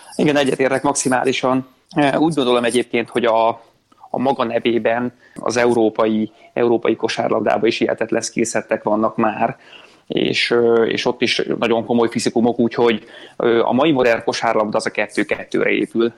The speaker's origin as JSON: {"language": "Hungarian", "town": "Szolnok", "region": "Jász-Nagykun-Szolnok", "country": "Hungary", "tie": "born or raised there", "said": "szólnakon nevelkedtem"}